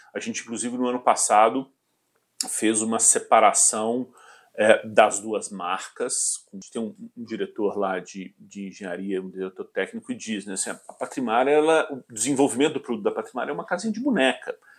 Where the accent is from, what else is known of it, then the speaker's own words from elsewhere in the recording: Belo Horizonte, Minas Gerais, Brazil; also born or lived in Porto Alegre, Rio Grande do Sul / Rio de Janeiro / England / São Paulo; sou mineiro de adoção, é. É, nascido em Porto Alegre, na verdade. Ah, sou gaúcho, é, a família toda é gaúcha. É, antes de vir para Belo Horizonte, eu morei no Rio de Janeiro por cinco anos